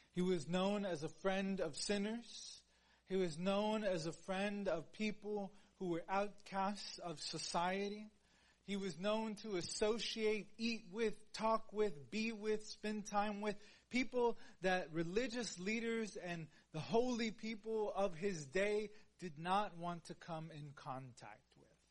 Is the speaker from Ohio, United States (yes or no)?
no; Houston, Texas, United States; I am like from Houston.